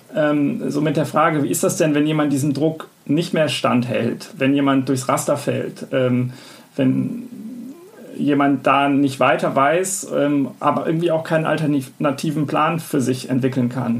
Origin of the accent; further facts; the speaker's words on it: Bonn, North Rhine-Westphalia, Germany; also born or lived in Weimar; bei uns in Bonn, wo ich aufgewachsen bin